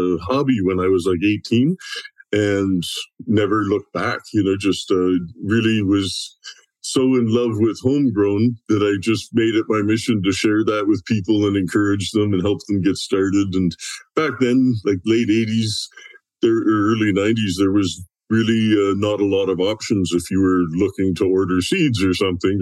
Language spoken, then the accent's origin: English; Southwestern Ontario, Canada; now in West Coast; I'm originally from, well, not the coast, I'm 4 hours from the coast, but I'm originally from Ontario. And Southwestern Ontario